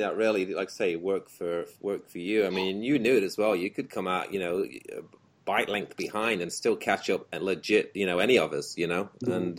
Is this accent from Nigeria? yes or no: no; England, United Kingdom; moved away; me, you, and Jamie being the English dudes there